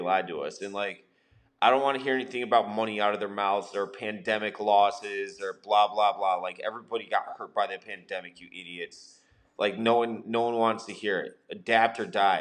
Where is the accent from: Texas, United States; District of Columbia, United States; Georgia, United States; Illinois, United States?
Illinois, United States; West Suburbs of Chicago; I was from the West Burbs